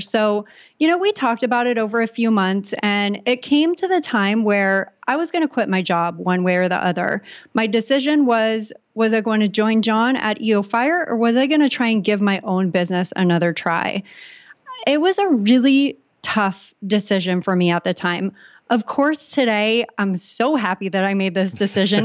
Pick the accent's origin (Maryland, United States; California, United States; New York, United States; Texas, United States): California, United States; San Diego; I grew up in San Diego, California